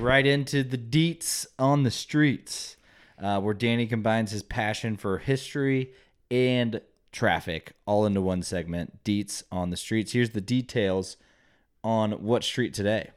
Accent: United States; I am an American

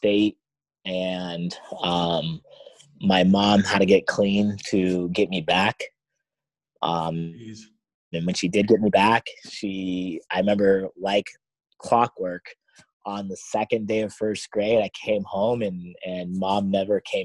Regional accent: Coos Bay, Oregon, United States; also born or lived in North Bend, Oregon / Eugene, Oregon / South Carolina; now in Florida, United States; I grew up in Coos Bay, North Bend, and Vinita, Eugene

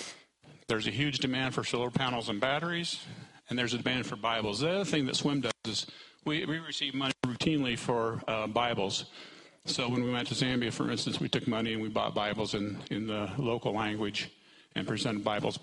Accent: New Sharon, Iowa, United States; I'm from New Sharon, Iowa.

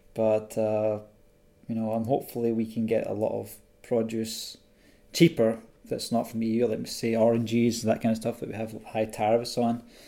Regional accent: Scotland, United Kingdom; a fellow Scotsman in London

